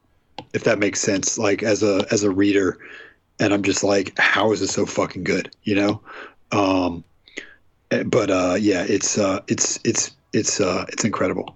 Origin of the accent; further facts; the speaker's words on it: Georgia, United States; moved away as an adult; also born or lived in Providence, Rhode Island; now in New York, United States; I'm from Georgia, and I went to grad school in Providence, Rhode Island.